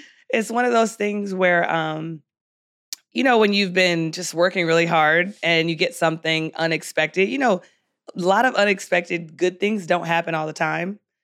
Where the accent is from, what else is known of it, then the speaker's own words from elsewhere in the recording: San Diego, California, United States; moved away; also born or lived in Philadelphia, Pennsylvania; I grew up on the West Coast